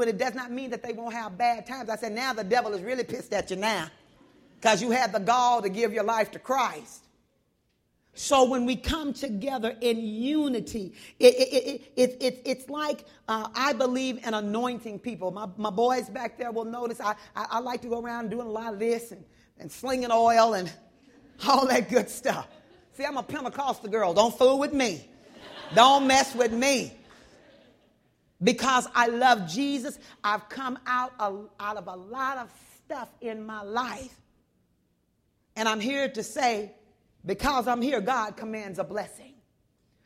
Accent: Texas, United States; moved away; also born or lived in the Northwest; I'm from Texas

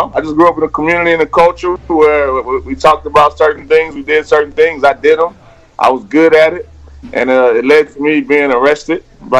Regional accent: Houston, Texas, United States; I grew up in the trap. I'm from Houston. Down south, I grew up on Bushwick, a different Bushwick, you know what I'm saying

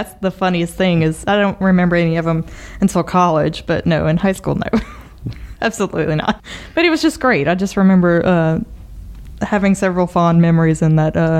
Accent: Lafayette, United States; born or raised there

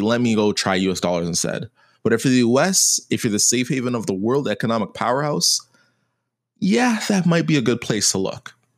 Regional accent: Canada; me as a Canadian

